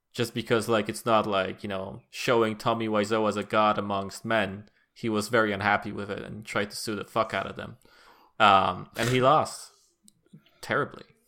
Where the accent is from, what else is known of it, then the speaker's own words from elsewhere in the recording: Poland; as a Polish person